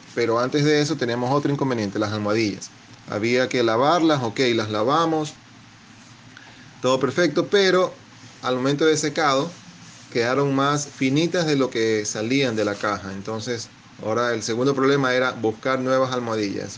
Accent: Guayaquil, Guayas, Ecuador; soy de Guayaquil, Ecuador

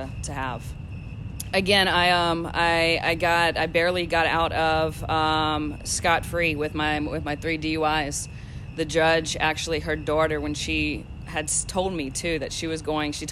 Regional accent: Louisiana, United States; moved away; I am from Louisiana

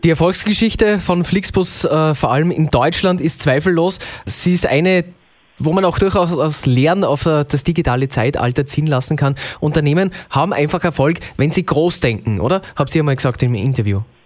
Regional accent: Austria; bei uns in Österreich

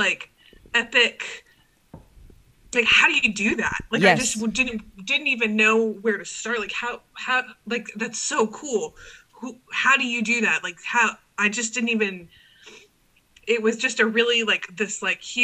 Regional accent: Corpus Christi, Texas, United States; also born or lived in Rockport, Texas; I grew up in Cal Allen

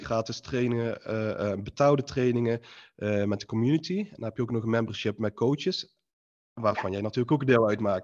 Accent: Eindhoven, North Brabant, Netherlands; ik kom uit Eindhoven, Philips

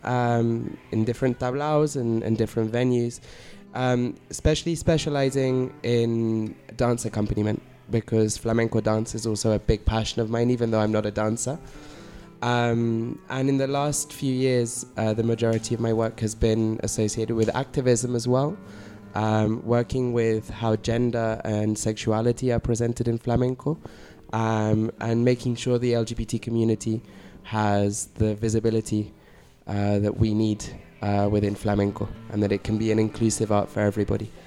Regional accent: London, United Kingdom; moved away as an adult; now in Barcelona, Spain; I'm from originally from London in the UK.

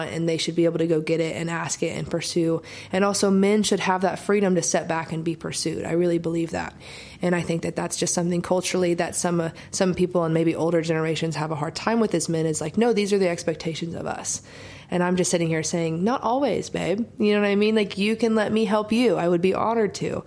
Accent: Oklahoma, United States; now in Nashville, United States; growing up in Oklahoma and writing by myself all the time

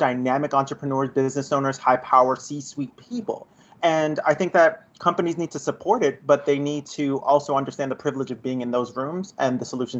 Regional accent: New York City, New York, United States; moved away as an adult; also born or lived in Madison, New Jersey / Newark, New Jersey; I tell everybody I was born in Brooklyn and made in Newark. I am a Brooklyn born and raised kid, a rare breed, right?

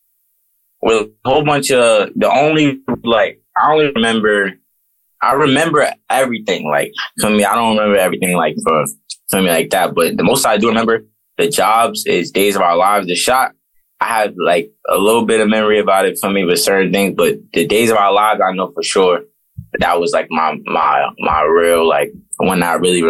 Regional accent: New York City, New York, United States; also born or lived in Brooklyn, New York City / California / North Carolina / Washington, D.C.; But I grew up mainly in Harlem. So like me growing up in Harlem, that's just where I mainly got all my stripes at. Harlem is where I'm from

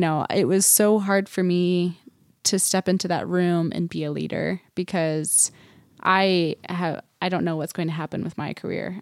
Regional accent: Huntsville, Utah, United States; we grew up in Huntsville.

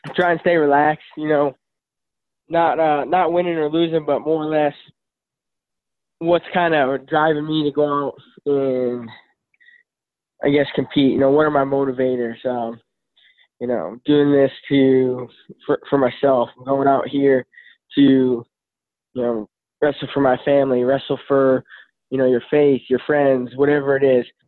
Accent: Midwest, United States; I'm from the Midwest.

